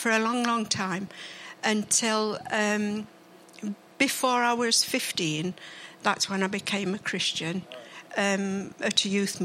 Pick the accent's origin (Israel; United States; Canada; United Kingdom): United Kingdom; Mansfield, East Midlands; also born or lived in Ladybrook; I was born in Bull Farm, about 10 minutes away from here